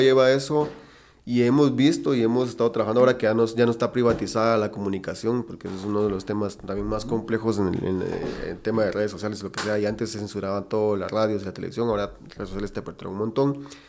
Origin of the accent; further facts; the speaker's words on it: Guatemala; somos un país que produce mucha carne